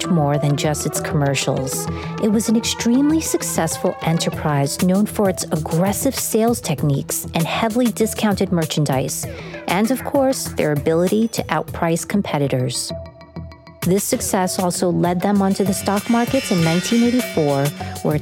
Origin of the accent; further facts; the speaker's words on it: New York City, New York, United States; growing up in Queens, New York